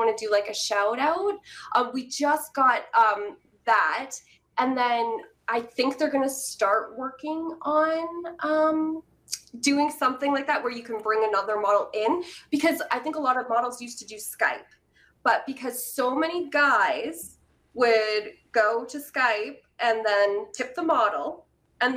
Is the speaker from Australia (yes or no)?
no; Canada; I'm Canadian